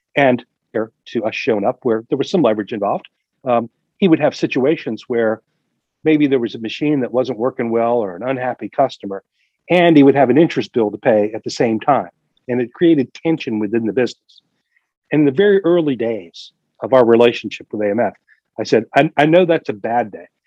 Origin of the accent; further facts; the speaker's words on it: United States; when I grew up, I grew up in the Delaware Valley, and I was raised as a Quaker